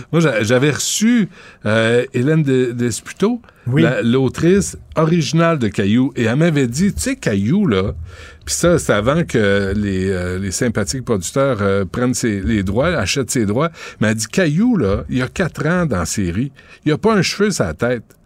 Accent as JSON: {"language": "French", "region": "Quebec", "country": "Canada", "said": "je suis québécois"}